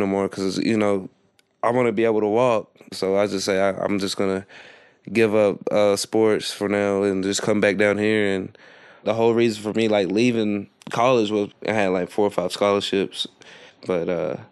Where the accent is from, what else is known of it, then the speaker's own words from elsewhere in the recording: Harlan County, Kentucky, United States; accent: country accent; moved away as an adult; I'm from Harlan County, Kentucky.